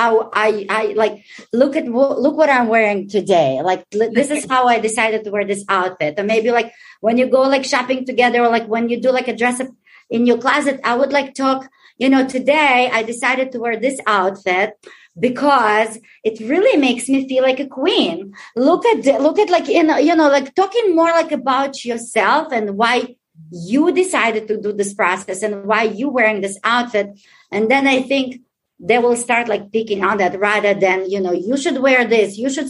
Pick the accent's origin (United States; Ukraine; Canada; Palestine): Ukraine; I'm Ukrainian. I was born in Ukraine.